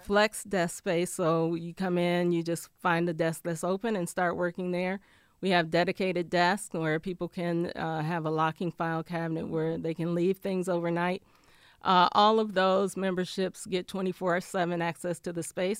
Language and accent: English; Flint, Michigan, United States; also born or lived in Ann Arbor, Michigan; now in Detroit, United States; I'm from Flint originally